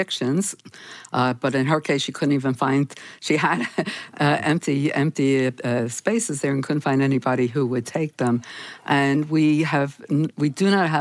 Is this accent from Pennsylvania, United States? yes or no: yes; Philadelphia, Pennsylvania, United States; moved away; My hometown is Philadelphia